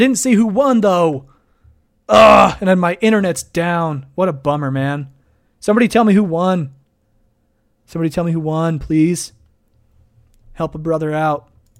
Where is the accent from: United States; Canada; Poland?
United States; Idaho; Hey, I'm from Idaho. He's a good friend of mine, actually. We went to college up in Moscow together.